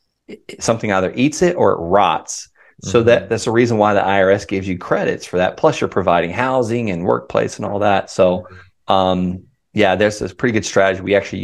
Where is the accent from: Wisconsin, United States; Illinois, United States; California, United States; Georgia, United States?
California, United States; I'm from California.